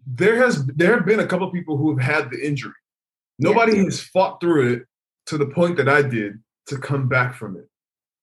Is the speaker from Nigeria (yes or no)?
yes; Nigeria; now in United States; I moved to America by myself. And originally I'm from Nigeria.